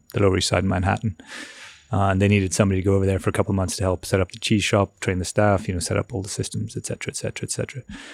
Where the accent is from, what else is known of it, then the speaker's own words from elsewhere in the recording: Ireland; moved away as an adult; now in London, United Kingdom; I grew up in Ireland. I studied in Ireland when I left college.